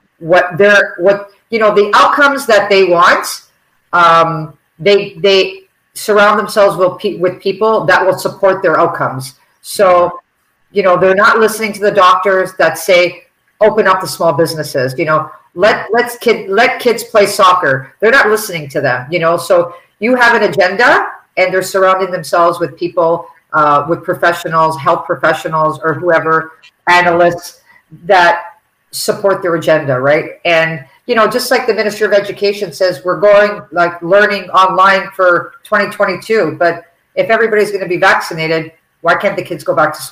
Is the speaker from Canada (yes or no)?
yes; Toronto, Ontario, Canada; I was raised on the Danforth